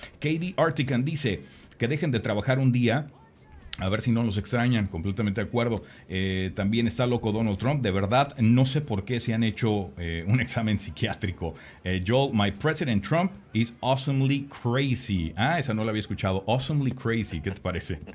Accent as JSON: {"language": "Spanish", "country": "Mexico", "tie": "born or raised there", "moved": "yes", "lives_now": "San Antonio, United States", "said": "yo nací aquí en, San Antonio, pero cuando llegué a vivir a, a, San Antonio, ¿no? Porque yo crecí en México"}